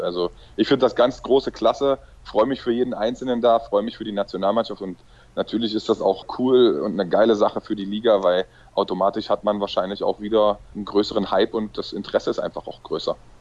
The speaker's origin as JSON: {"language": "German", "town": "Magdeburg", "region": "Saxony-Anhalt", "country": "Germany", "tie": "born or raised there", "also_born_or_lived": "Balingen / Hannover", "moved": "yes", "said": "Magdeburg ist meine Geburtsstadt, meine Heimatstadt"}